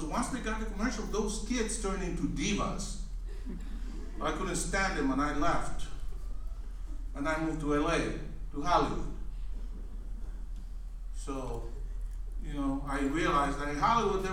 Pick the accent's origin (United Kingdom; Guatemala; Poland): Guatemala; moved away; also born or lived in Los Angeles, United States; I was actually born and raised in Guatemala